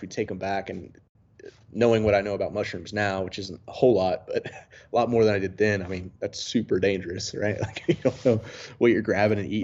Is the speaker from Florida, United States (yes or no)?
no; about 40 minutes outside Mount Airy, rural North Carolina, United States; growing up in a really rural part of North Carolina